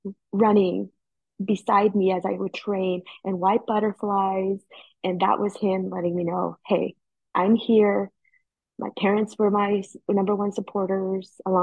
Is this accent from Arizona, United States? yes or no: yes; Heber, Arizona, United States; now in Chandler, United States; I am originally from Heber, Arizona, now residing in Chandler, Arizona.